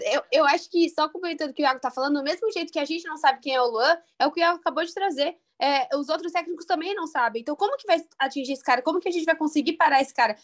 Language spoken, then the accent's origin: Portuguese; Brazil; sou brasileira